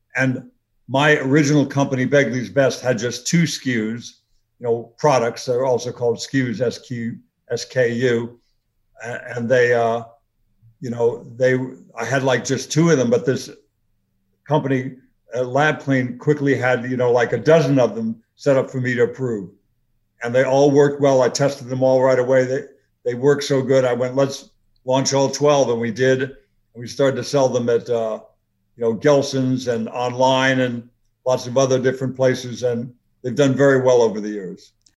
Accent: Los Angeles, California, United States; I grew up in LA. I grew up in the San Fernando Valley

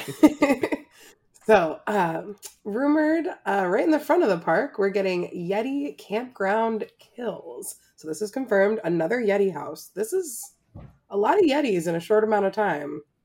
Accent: Florida, United States; growing up in Florida

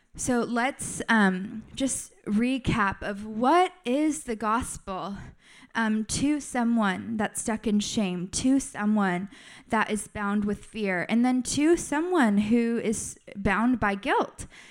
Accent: United States; I'm American

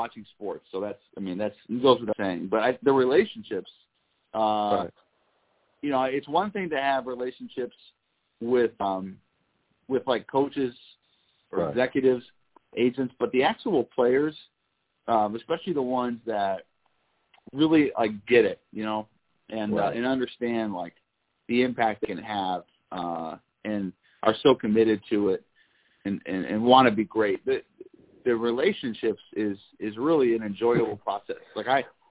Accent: Seattle, Washington, United States; growing up in Seattle

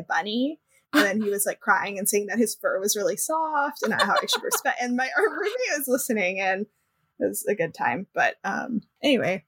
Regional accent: California, United States; I'm from California, and I not Southern California.

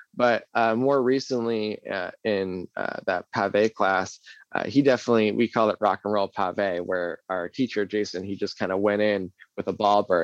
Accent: New England, United States; also born or lived in New Hampshire / Salem, Massachusetts; New England, uh, I, it's just something I really enjoy. I've been here my whole life

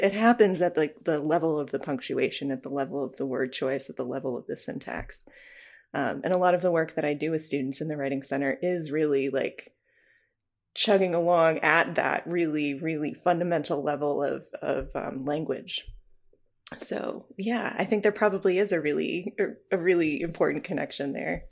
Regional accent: New Hampshire, United States; moved away as an adult; also born or lived in Nebraska; now in Moscow, Idaho, United States; when I was growing up in New Hampshire

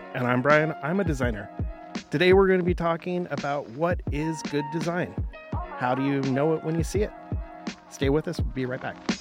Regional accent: Portland, United States; I worked in the film industry in Portland, my hometown

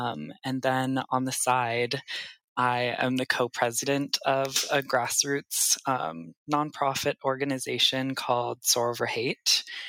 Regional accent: Seattle, Washington, United States; moved away as an adult; now in New York City, United States; I'm Japanese American. I grew up in Seattle, Washington. I moved to New York City about 7 years ago now.

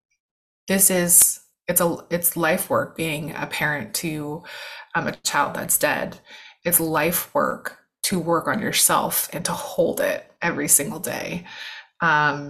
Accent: California, United States; moved away as an adult; now in New York, United States; my entire family's from California. I'm from California, but I've been in New York for 12 years, so I consider myself a New Yorker

